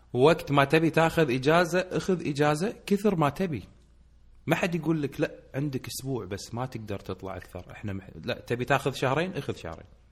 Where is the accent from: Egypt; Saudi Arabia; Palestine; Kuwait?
Kuwait; عندنا بالكويت